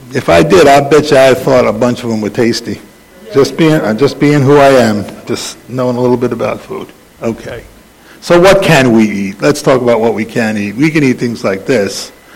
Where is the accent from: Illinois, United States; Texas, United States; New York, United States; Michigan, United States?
New York, United States; New York City; I grew up in the Bronx